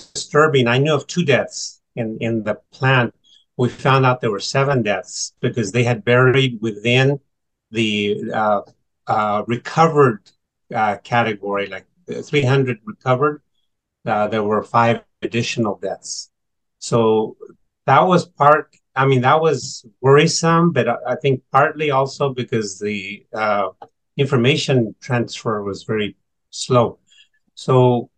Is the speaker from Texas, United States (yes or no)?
no; Sacramento, California, United States; now in Central Valley, United States; I was born in Sacramento, but I'm about 2 hours away in the Central Valley.